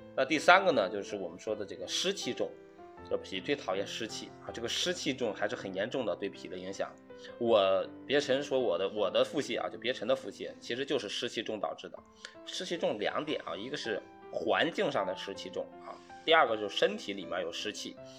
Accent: Northeast China, China; 我老家是东北，我们那边会吃冻梨、冻柿子啊

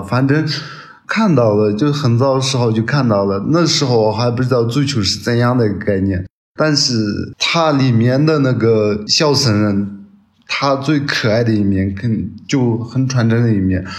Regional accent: Qinghai, China; 我们青海人

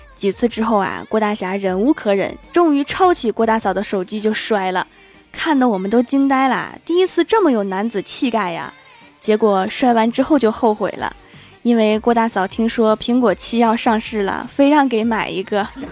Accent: Northeast China, China; 作为一个东北人

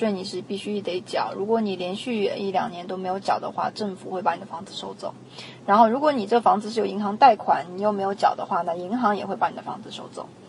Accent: United States; 那我们美国人这边，其实我们当地的利息已经开始在往下降了

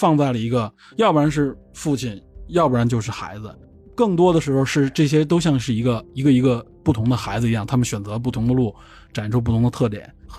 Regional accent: China; 我们中国人总是站在一种好，

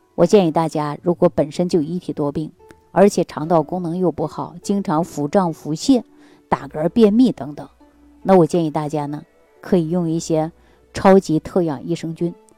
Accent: Northeast China, China; 咱们中国人啊，特别是我们东北人

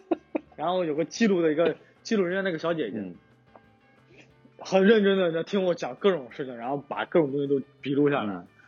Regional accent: China; now in Osaka, Japan; 然后我又是个中国人

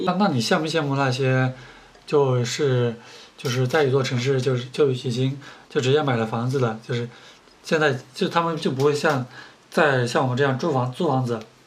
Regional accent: southern China, China; now in Beijing, China; 作为南方人，生活在北方

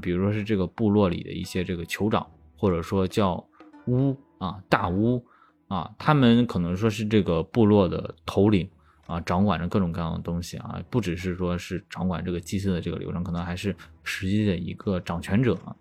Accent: China; 我们中国人就是爱语

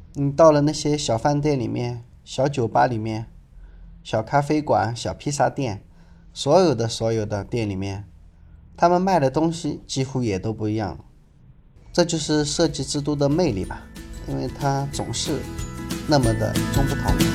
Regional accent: China; 这个地方我们中国人更喜欢管它叫翡冷翠

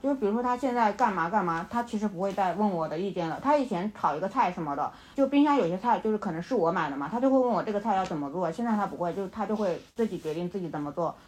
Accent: Shangnan, Shaanxi, China; now in Shenzhen, China; 我们老家所在的那个陕西商南的那个地方

